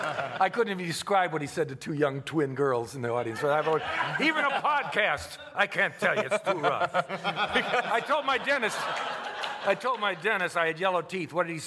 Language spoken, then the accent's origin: English; Cleveland, Ohio, United States; I said, "I'm from Cleveland also."